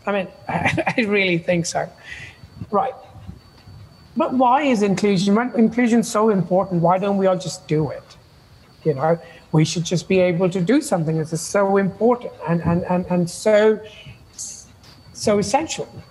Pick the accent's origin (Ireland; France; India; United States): India; also born or lived in United Kingdom; now in Canada; I was born in India